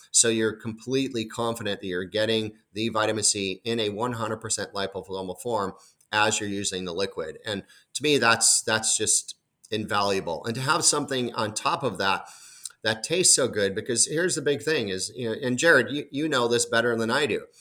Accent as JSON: {"language": "English", "town": "Chicago", "region": "Illinois", "country": "United States", "moved": "yes", "said": "I'm initially from the Chicago area"}